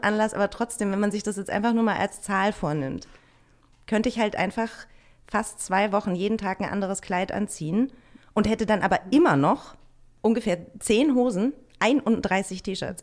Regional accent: northern Bavaria, Germany; now in Berlin, Germany; ich bin im Norden von Bayern aufgewachsen und habe im Süden gewohnt

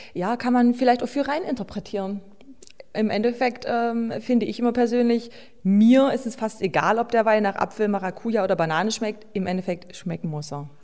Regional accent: Höhnstedt, Saxony-Anhalt, Germany; Höhnstedt ist ja mein Heimatort

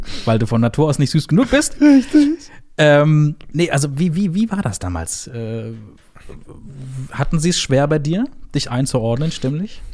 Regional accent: Brandenburg, Germany; Ich bin gebürtiger Brandenburger

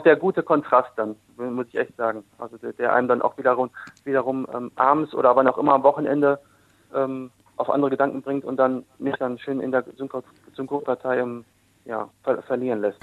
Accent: Dortmund, North Rhine-Westphalia, Germany; now in Essen, Germany; gebürtig Dortmund, jetzt wohnhaft in Essen. Also ich bin ein Ruhrgebietskind

